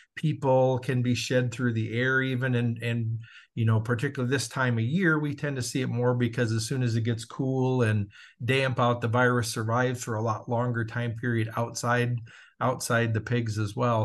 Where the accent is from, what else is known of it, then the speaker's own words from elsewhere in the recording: Southern Minnesota, United States; moved away; also born or lived in Iowa; born and raised in Southern Minnesota